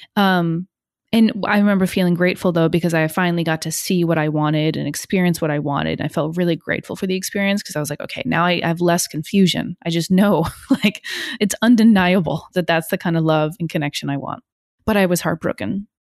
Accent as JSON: {"language": "English", "region": "northern New Jersey", "country": "United States", "tie": "born or raised there", "also_born_or_lived": "Hong Kong", "moved": "as an adult", "lives_now": "Brooklyn, United States", "said": "I grew up in New Jersey, a little tiny town in, uh, northern Jersey"}